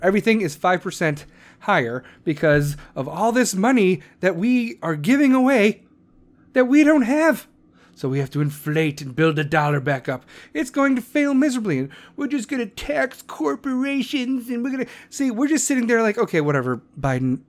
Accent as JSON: {"language": "English", "town": "Chicago", "region": "Illinois", "country": "United States", "accent": "Chicago", "said": "I'm from Chicago"}